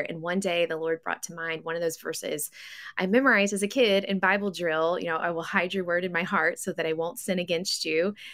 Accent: West Tennessee, United States; now in Missouri, United States; I grew up in West Tennessee

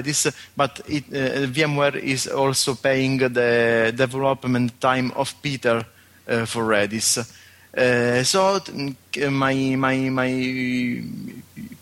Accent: Sicily, Italy; I'm from Sicily, Italy

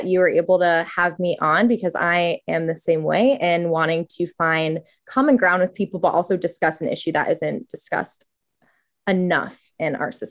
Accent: Virginia, United States; I was born and raised in Virginia. I grew up, I would say, culturally Catholic, but I identified as an agnostic.

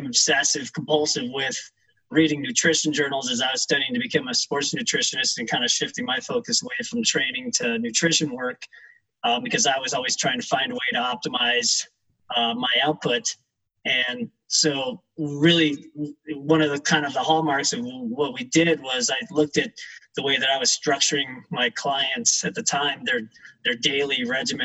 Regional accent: Evergreen, Colorado, United States; we're fourth generation Colorado natives. We grew up in Evergreen, just west of Denver

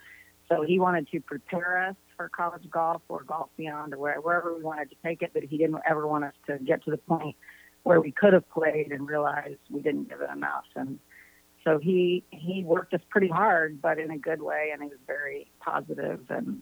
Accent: French Lick, Indiana, United States; I grew up in French Lick, Indiana, which was a great place to grow up, very small town.

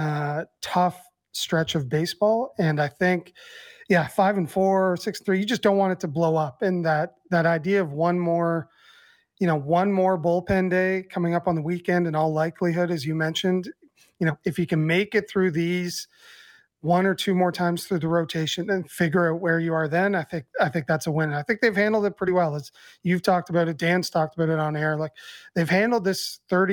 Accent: Canada; as a Canadian basketball fan

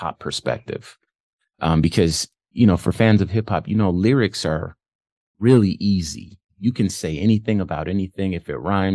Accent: California, United States; I grew up in California.

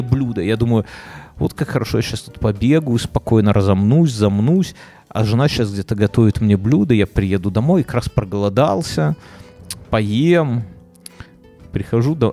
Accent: Belarus; я как как белорус

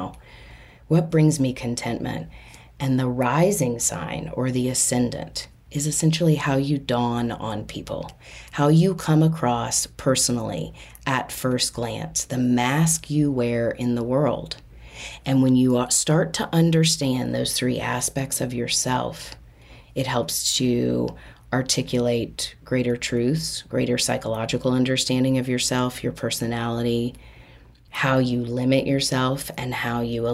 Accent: Austin, Texas, United States; I was born in Austin, Texas on October 8 at 11:45 p.m.

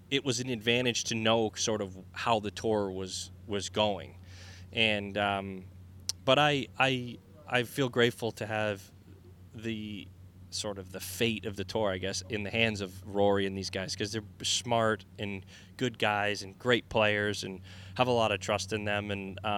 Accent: New England, United States; mean, I think us growing up in New England

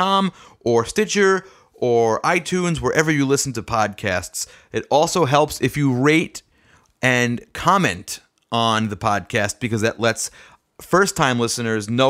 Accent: New York City, New York, United States; Staten Island on October 17th, and that's a big deal for me because that's my hometown

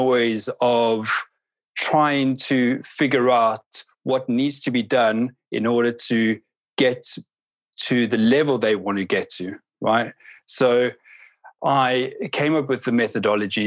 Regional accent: South Africa; I'm from South Africa. I mentioned it earlier on, and I grew up in just at the cusp of when we were transitioning from this apartheid era

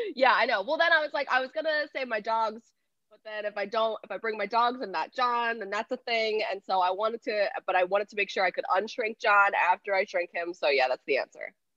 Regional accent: outside Philadelphia, Pennsylvania, United States; I grew up outside of Philly, um, like 45 minutes outside

